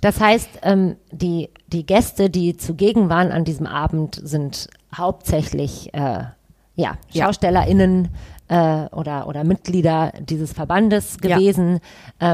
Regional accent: Düsseldorf, North Rhine-Westphalia, Germany; ich komme aus Düsseldorf

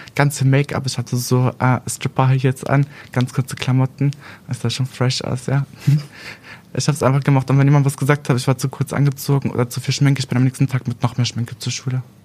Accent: Aurich district, East Frisia, Lower Saxony, Germany; also born or lived in Berlin; Ja, also ich komme aus Landkreis Aurich.

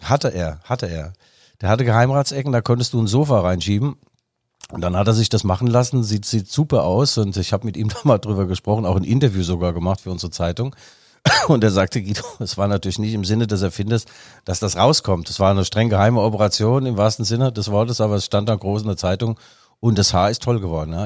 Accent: East Germany, Germany; als Ossi

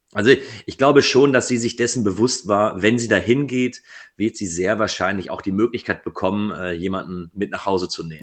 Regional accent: Ruhr area, North Rhine-Westphalia, Germany; Ich komme aus dem Ruhrgebiet

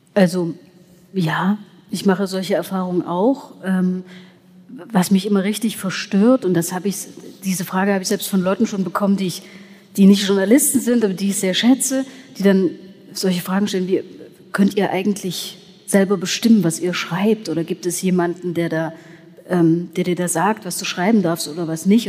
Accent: Erzgebirge, Saxony, Germany; now in Leipzig, Germany; ich lebe hier, ich komme aus dem Erzgebirge.

